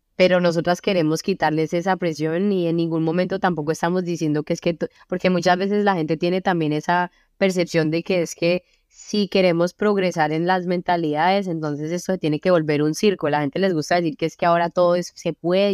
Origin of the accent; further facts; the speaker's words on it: Cali, Valle del Cauca, Colombia; moved away as an adult; also born or lived in Belgium; now in Brussels, Belgium; mi vida en Colombia y lo que viví, como donde crecí